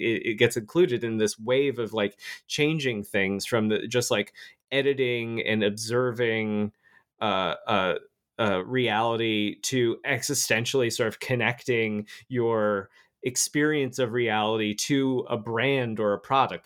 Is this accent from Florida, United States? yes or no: yes; Florida, United States; moved away; also born or lived in Albany, New York; I grew up in Florida. I used to live there